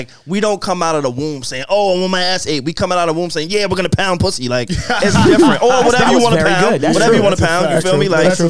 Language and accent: English; New York, United States; And we're from New York, though